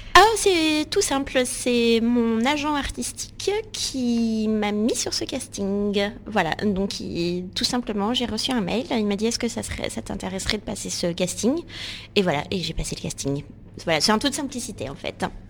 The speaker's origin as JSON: {"language": "French", "town": "Bordeaux", "region": "Nouvelle-Aquitaine", "country": "France", "tie": "born or raised there", "moved": "as an adult", "lives_now": "Paris, France", "said": "suis née euh, à, Bordeaux et donc du coup j'ai grandi dans le sud-ouest."}